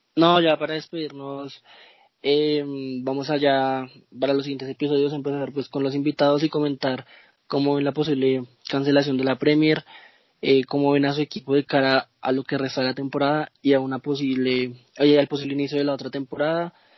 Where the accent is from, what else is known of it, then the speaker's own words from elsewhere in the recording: Bogotá, Colombia; soy de Bogotá, Colombia